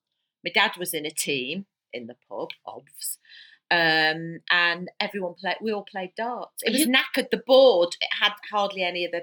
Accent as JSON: {"language": "English", "town": "Prescot", "region": "North West England", "country": "United Kingdom", "said": "And he trained in St. Helens, which is basically where I'm from. I'm from Prescott, the town next to St. Helens."}